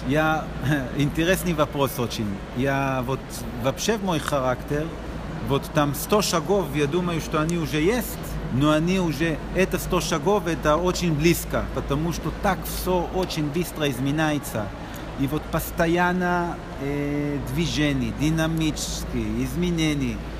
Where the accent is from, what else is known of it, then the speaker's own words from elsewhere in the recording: Israel; Russian is a second language; я из Израиля